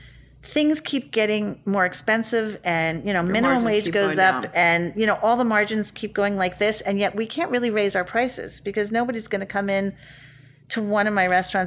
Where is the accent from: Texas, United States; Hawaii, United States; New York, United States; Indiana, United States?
New York, United States; New York City; I grew up in the West Village.